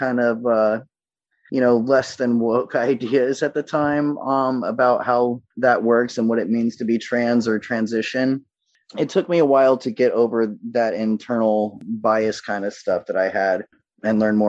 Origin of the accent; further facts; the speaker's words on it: the South, United States; I was raised in the South in the late 80s, early 90s.